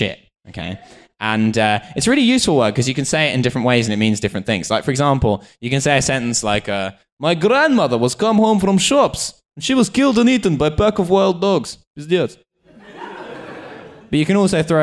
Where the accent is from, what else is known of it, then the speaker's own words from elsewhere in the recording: United Kingdom; being British